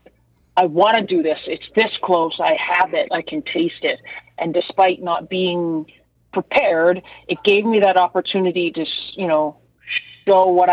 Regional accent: Brampton, Ontario, Canada; I was born and raised in Brampton, which is essentially, you know, a suburb of the GTA

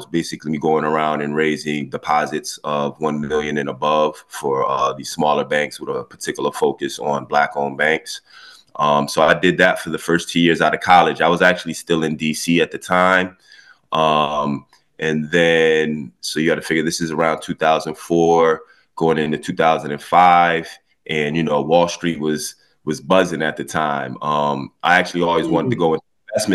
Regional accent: Florida, United States; also born or lived in Connecticut, United States / New York, United States; I was born in Connecticut. When I was 8, I moved down to Florida with my grandmother for 5 years. So, you know, from the time I was 8 to 13, during those formative years, I was here in Florida

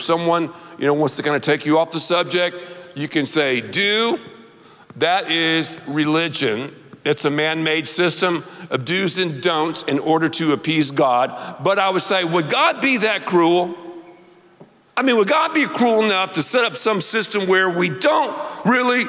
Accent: the South, United States; I'm from the South

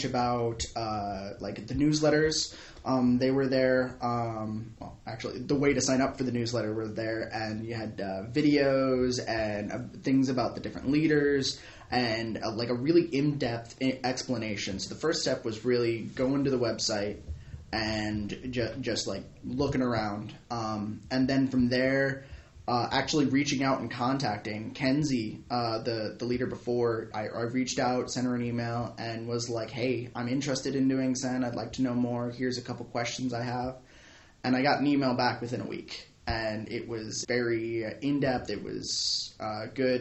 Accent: Southern California, United States; Southern California.

